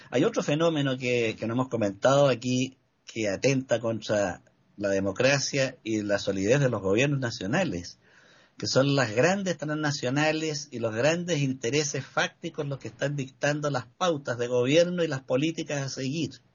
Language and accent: Spanish; Chile; como ciudadano chileno y ciudadano del mundo